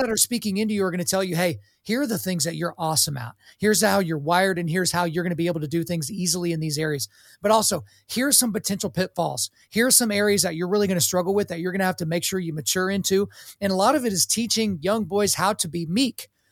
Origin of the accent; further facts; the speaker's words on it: Oklahoma, United States; I grew up in Oklahoma